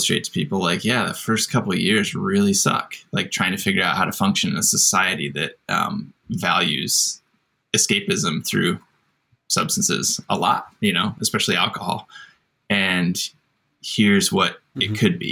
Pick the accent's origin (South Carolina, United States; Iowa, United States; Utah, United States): Iowa, United States; I grew up in Iowa, in a small town